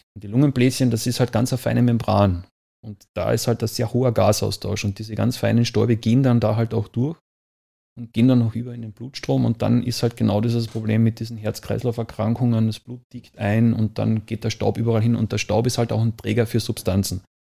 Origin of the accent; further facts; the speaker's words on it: Austria; Ich komme ja aus Österreich